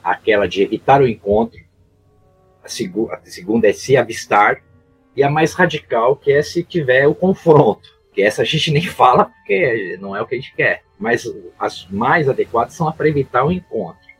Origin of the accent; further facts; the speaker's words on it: Santos, São Paulo, Brazil; Eu fui criado aqui em Santos desde moleque. Eu saí daqui para morar fora só duas vezes. Estou aqui de novo. Eu era garoto aqui na, na, na Baía de Santos.